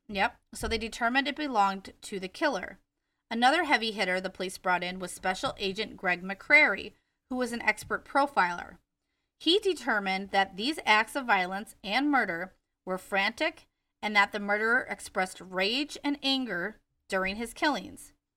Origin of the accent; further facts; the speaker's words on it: Wisconsin, United States; accent: Wisconsin; My Wisconsin accent